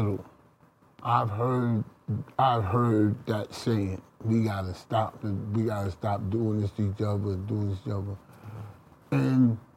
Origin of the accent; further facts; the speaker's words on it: New Jersey, United States; I grew up with them in Jersey